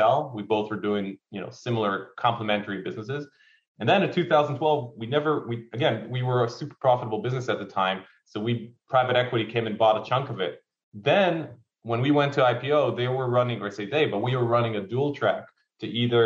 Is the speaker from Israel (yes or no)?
yes; Haifa, Haifa District, Israel; moved away as an adult; also born or lived in Cyprus; I'm from Haifa originally